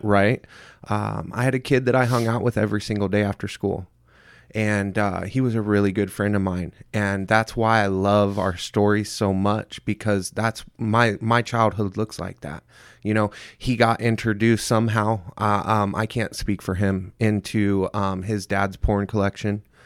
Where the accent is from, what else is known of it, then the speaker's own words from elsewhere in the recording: Centerville, Indiana, United States; moved away; also born or lived in Mesa, Arizona; I was, uh, born and raised in Centerville, Indiana